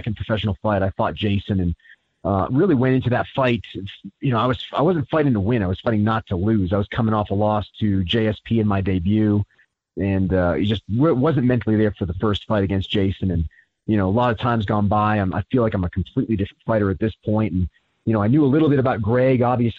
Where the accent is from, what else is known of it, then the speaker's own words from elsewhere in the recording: Asheville, North Carolina, United States; I'm from Asheville